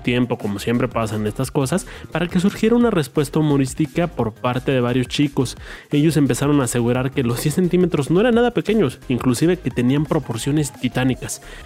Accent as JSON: {"language": "Spanish", "country": "Mexico", "said": "la clave de mi país es más 52"}